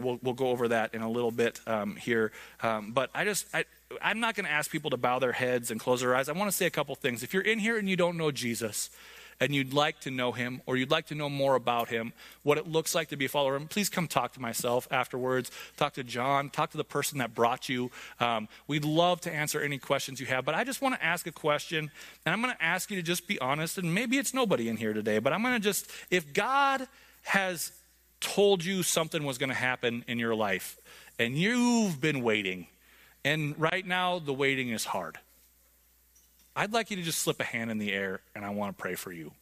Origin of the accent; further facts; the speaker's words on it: United States; I'm an American.